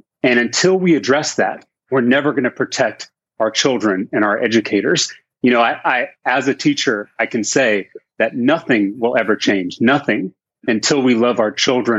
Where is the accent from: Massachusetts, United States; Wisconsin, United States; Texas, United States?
Texas, United States; as a Texan